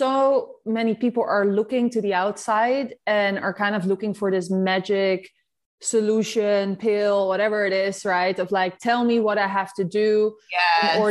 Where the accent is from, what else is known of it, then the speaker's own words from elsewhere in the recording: Netherlands; accent: Dutch; I'm Dutch, as you like, you can hear from my accent.